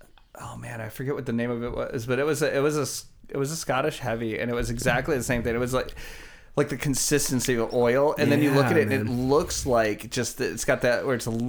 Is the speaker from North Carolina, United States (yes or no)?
no; Chicago, Illinois, United States; Yeah, yeah, from okay. Chicago.